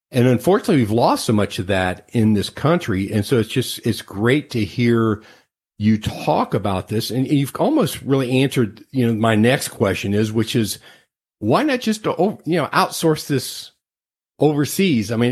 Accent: Cincinnati, Ohio, United States; I came from the Cincinnati area

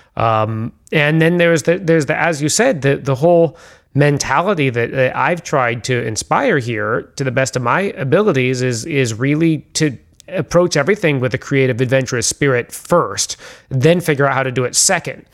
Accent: San Francisco, California, United States; I grew up in San Francisco

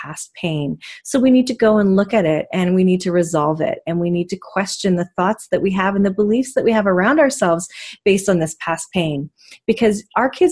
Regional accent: Vancouver, British Columbia, Canada; I born and raised in Vancouver

